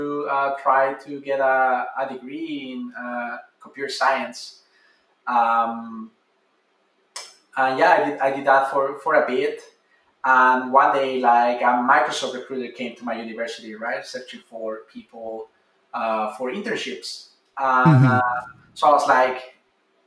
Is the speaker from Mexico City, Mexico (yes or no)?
yes; Mexico City, Mexico; moved away; I'm originally from Mexico City